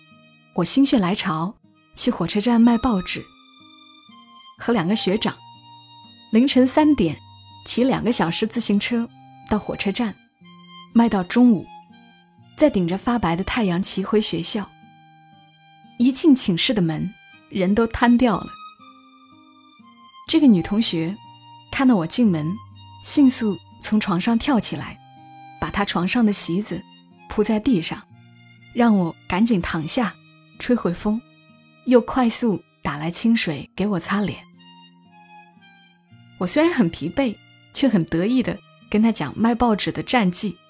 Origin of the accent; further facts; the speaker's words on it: Changsha, Hunan, China; moved away as an adult; now in Shenzhen, China; 我是长沙人。虽然今年来了深圳